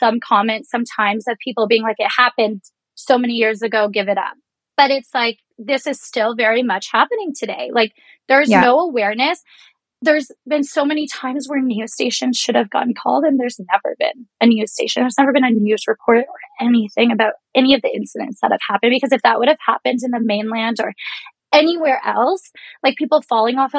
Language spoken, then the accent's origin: English; Reserve in Georgian Bay, Ontario, Canada; moved away; Growing up on the Reserve, it does feel like a forgotten place in Canada